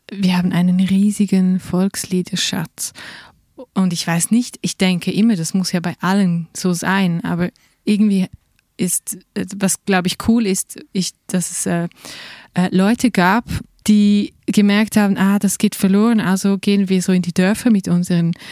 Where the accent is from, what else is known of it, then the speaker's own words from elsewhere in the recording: Switzerland; ich fühle mich jetzt nicht nur als Rätoromanin. Ja. Weil ich bin ja auch hier aufgewachsen und ich spreche halt Rätoromanisch